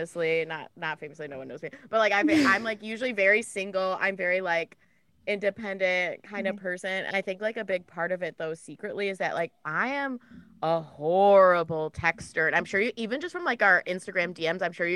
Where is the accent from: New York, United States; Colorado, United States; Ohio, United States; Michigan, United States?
Michigan, United States; I'm from Michigan